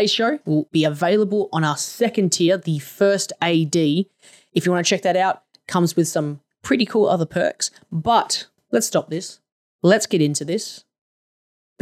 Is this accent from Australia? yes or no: yes; Australia; as an Australian.